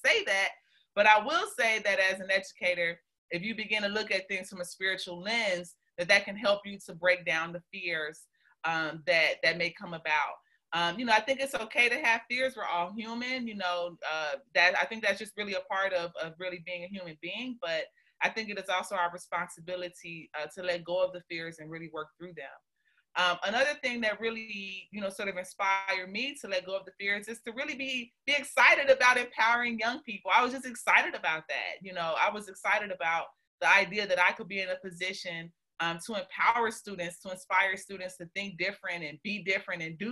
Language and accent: English; Chicago, Illinois, United States; I'm from Chicago, but my mother raised me in the suburbs